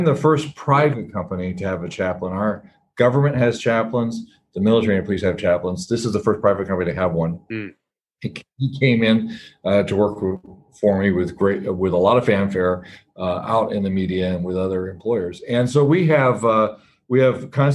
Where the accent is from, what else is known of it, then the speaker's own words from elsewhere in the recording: California, United States; moved away as an adult; also born or lived in Alabama; now in Papua New Guinea; I grew up in California